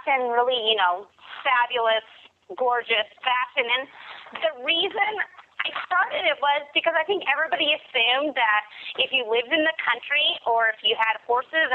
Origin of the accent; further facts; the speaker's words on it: Great Falls, Montana, United States; now in Winlock, United States; I live in Winlock, Washington right now. I'm originally from Great Falls, Montana